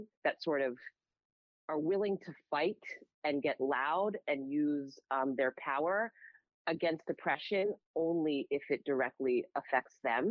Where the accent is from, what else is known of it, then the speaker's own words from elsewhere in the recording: United States; a Black woman growing up in America